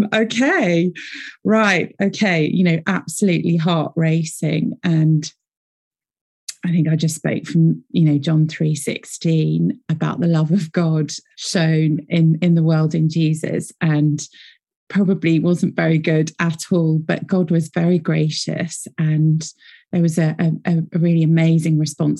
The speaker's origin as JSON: {"language": "English", "country": "United Kingdom", "accent": "British", "said": "I'm based here in Britain. You can probably tell from my accent."}